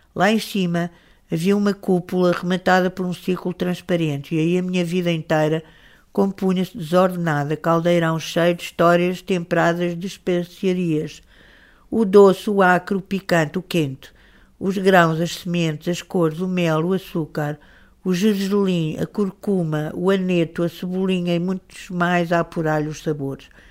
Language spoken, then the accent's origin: Portuguese; Lisbon, Portugal; Quem nascesse em, em Lisboa, no, no ambiente onde eu nasci